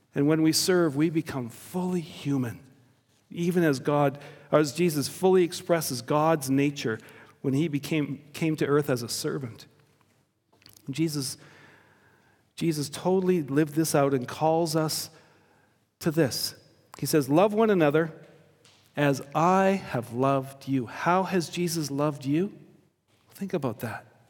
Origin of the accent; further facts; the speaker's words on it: Victoria, British Columbia, Canada; I grew up on Vancouver Island in an immigrant community.